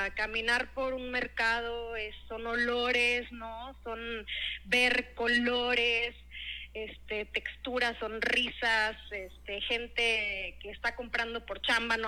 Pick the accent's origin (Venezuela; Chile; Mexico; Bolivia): Mexico; Monterrey, Nuevo León; moved away as an adult; also born or lived in Querétaro / New York City / Mexico City; pues nací en Querétaro, ah, crecí en Monterrey. Ah, mira. Este, mm, y bueno, estuve en Monterrey hasta los 18 años y después me fui a estudiar fuera